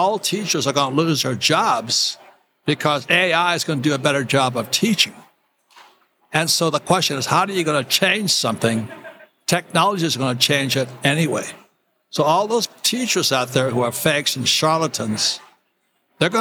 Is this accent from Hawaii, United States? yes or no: yes; Hawaii, United States; moved away; also born or lived in Arizona; I was a surfer kid growing up in Hawaii